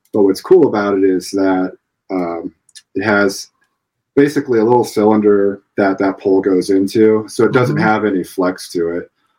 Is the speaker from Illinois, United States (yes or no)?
yes; Illinois, United States; moved away as an adult; also born or lived in Clarksville, Tennessee; I grew up in Illinois